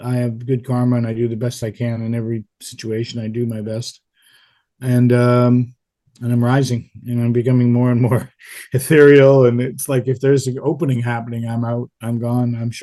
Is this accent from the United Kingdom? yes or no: no; Canada; moved away; also born or lived in Dallas / Europe; being Canadian